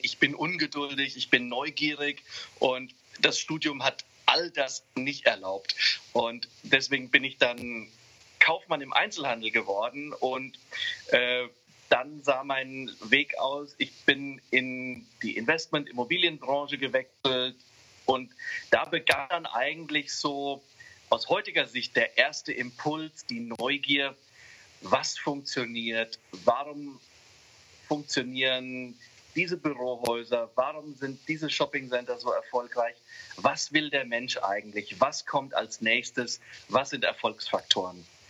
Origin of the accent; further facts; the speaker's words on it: Hesse, Germany; Ich fühle mich viel, viel mehr als Europäer, denn als Hesse oder als, als, als Deutscher